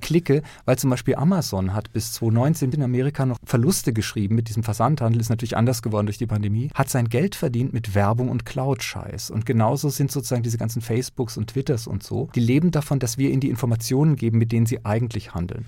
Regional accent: near Lörrach, Baden-Württemberg, Germany; in dieser südbadischen Gegend, wo ich aufgewachsen bin, in der Nähe von Lörrach

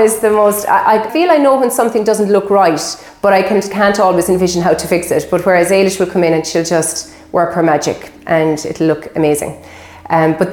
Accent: Kilbaha, Munster, Ireland; I grew up here in Kilbaha on beautiful Loop Head Peninsula

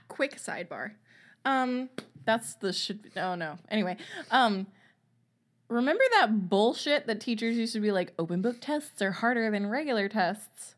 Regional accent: Louisiana, United States; my home state of Louisiana

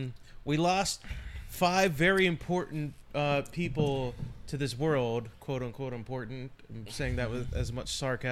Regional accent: San Diego, California, United States; When I was a child growing up in San Diego

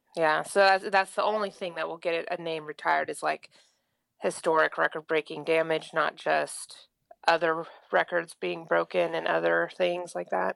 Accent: Oklahoma, United States; in Oklahoma

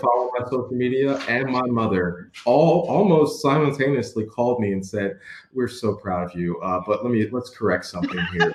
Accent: Baltimore, Maryland, United States; I grew up in Edmondson Village.

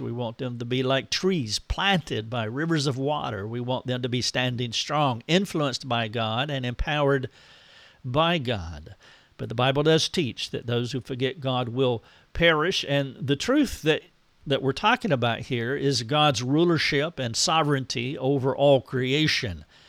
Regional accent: United States; I am an American

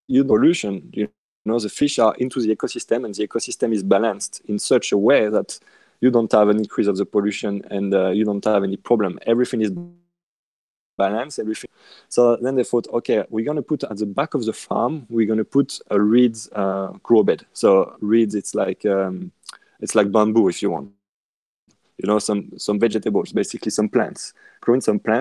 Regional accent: west side of France, western France, France; accent: French; English is a second language; now in Australia; where I come from, I mean, in France, on the west side of France, because yes, I'm French. I live in Australia, but obviously you can tell with my accent

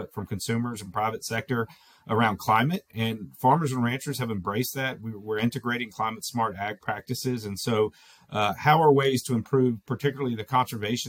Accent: Florida, United States; moved away; I come from Florida originally.

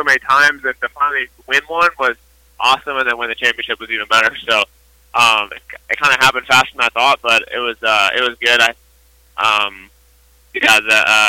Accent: close to Chicago, Illinois, United States; close to Chicago

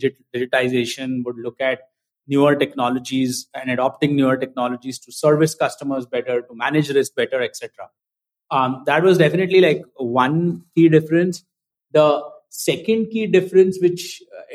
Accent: India; moved away as an adult; also born or lived in United States; now in Mumbai, India; I grew up in India.

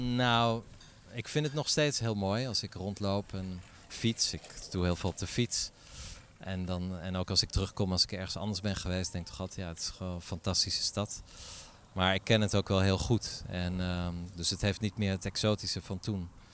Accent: Middelburg, Zeeland, Netherlands; now in Paris, France; Ik kom uit Middelburg, dus dat is eigenlijk niet zo ver hier vandaan

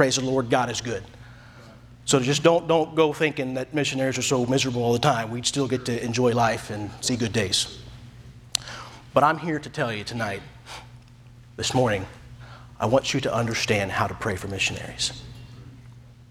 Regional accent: United States; moved away as an adult; I'm American

